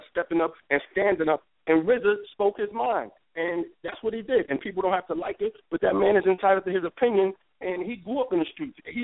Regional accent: New York City, New York, United States; I grew up in Harlem

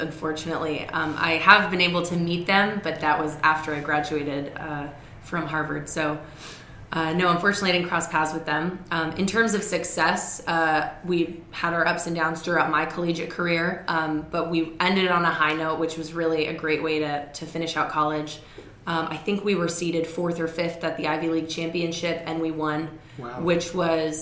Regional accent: Toronto, Ontario, Canada; moved away as an adult; also born or lived in Massachusetts, United States / New York, United States; now in United States; I am Canadian, so I was born in Toronto, Ontario, and went to an all-girls private school in downtown Toronto

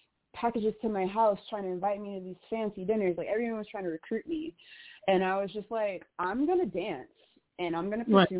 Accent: Chicago, Illinois, United States; I'm from Chicago. I'm from Inglewood

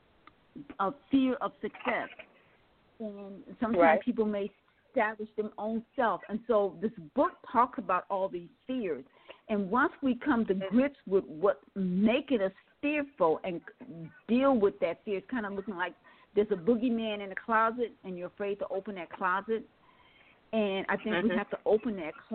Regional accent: Milwaukee, Wisconsin, United States; now in Atlanta, United States; I now live in Atlanta, Georgia, and I'm from Milwaukee, Wisconsin.

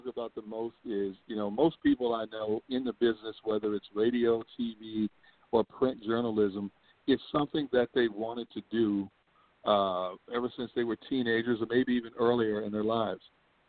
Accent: Milwaukee, Wisconsin, United States; moved away; also born or lived in California; I'm from Milwaukee, Wisconsin. I'm from north part of Milwaukee, Wisconsin.

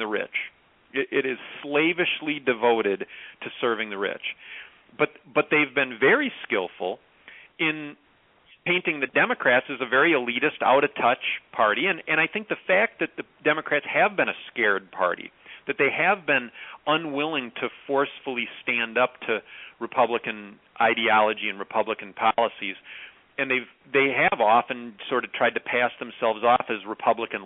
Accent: Clark County, Wisconsin, United States; Clark County, where I grew up, is one of the five poorest counties in Wisconsin

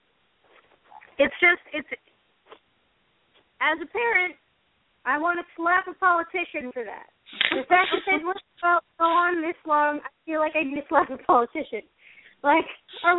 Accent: United States; our country and being American

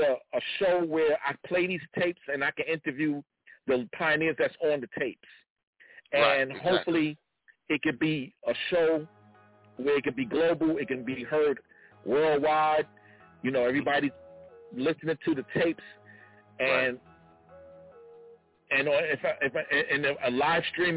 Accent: New York City, New York, United States; my 16 years experiences growing up in the Kingdom Hall and in Hollis, Queens, New York

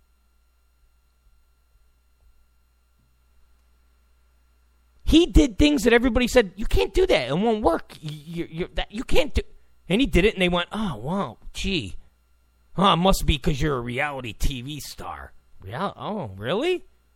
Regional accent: California, United States; I'm from California

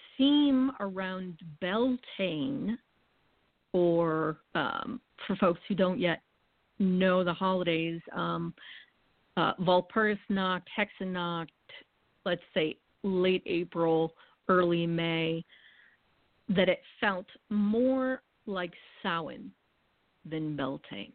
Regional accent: New England, United States; having been born and raised in New England

